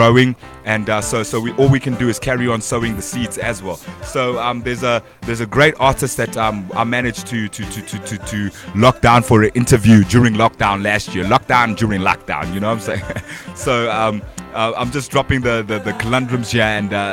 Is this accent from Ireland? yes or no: no; Kitwe, Copperbelt Province, Zambia; now in South Africa; I'm from Zambia